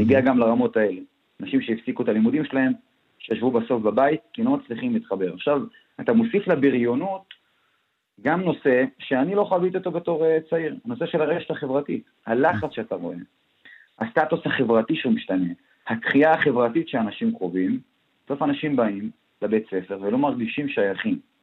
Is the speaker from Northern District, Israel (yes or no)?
no; Daliyat al-Karmel, Haifa District, Israel; אני מדלת אל כרמל